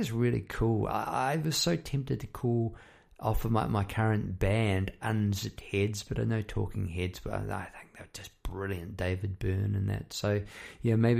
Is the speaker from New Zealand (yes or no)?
yes; New Zealand; moved away as an adult; now in Melbourne, Australia; I talk like that because I'm an ex-Kiwi, ex-New Zealander. Come over here about 20 odd years ago